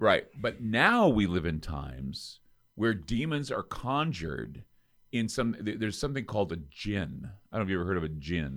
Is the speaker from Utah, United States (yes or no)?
yes; Utah, United States; I come from Utah